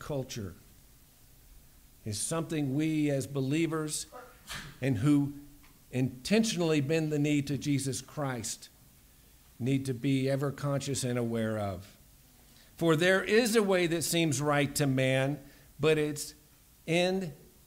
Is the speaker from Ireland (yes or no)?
no; United States